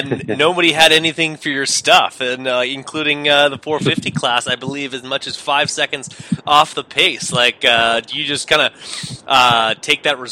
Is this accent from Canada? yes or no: yes; Winnipeg, Manitoba, Canada; I'm from Winnipeg.